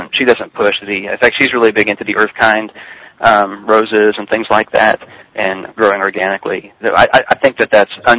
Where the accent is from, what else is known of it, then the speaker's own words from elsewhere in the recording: Richardson, Texas, United States; also born or lived in McKinney, Texas; now in East Texas, United States; I was brought up in Richardson, which is a Dallas suburb